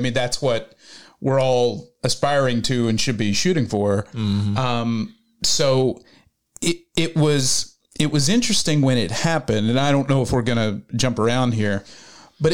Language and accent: English; West Virginia, United States; now in Los Angeles, United States; So I had just moved here from West Virginia. You're from Kentucky. I'm from West Virginia.